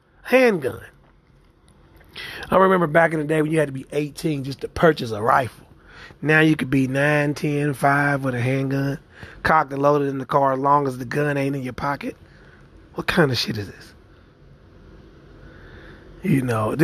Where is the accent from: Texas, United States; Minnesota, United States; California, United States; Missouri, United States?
Missouri, United States; Kansas City; my hometown, Kansas City, Missouri